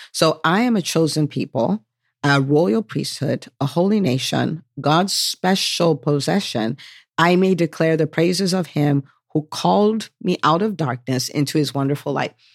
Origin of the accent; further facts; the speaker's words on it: United States; I am American by birth. My parents are from Nigeria, so I'm Nigerian